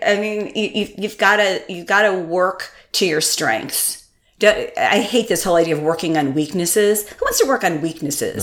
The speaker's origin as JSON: {"language": "English", "region": "Connecticut", "country": "United States", "tie": "born or raised there", "said": "I grew up in Connecticut, and my family's from Vermont"}